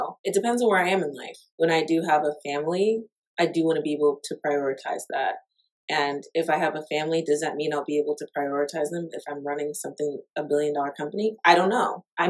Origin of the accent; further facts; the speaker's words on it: Atlanta, Georgia, United States; now in Houston, United States; I'm from Atlanta